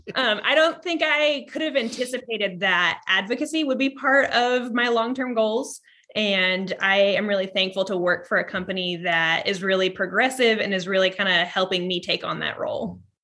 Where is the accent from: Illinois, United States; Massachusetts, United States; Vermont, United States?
Vermont, United States; I was born in Ver, in Vermont